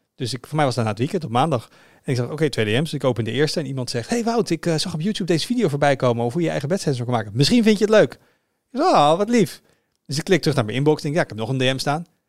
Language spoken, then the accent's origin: Dutch; Netherlands; als Nederlander